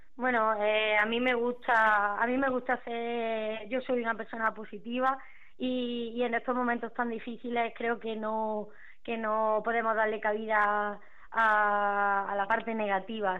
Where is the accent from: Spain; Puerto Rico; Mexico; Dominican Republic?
Spain; Córdoba, Andalusia; yo soy de Córdoba, estoy estudiando allí